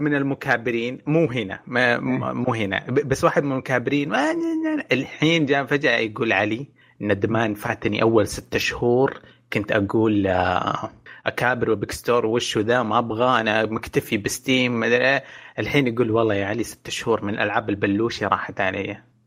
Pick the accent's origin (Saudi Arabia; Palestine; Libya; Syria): Saudi Arabia; عندنا في السعوديه